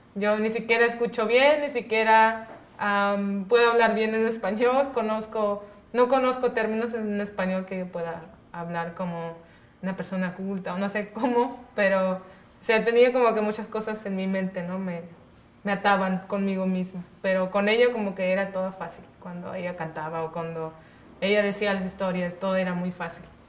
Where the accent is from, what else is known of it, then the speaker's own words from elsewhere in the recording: Punta Chueca, Sonora, Mexico; se llama mi pueblo Punta Chueca